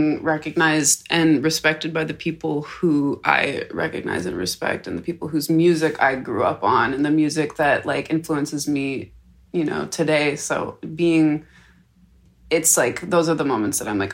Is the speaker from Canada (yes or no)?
yes; Canada; being Canadian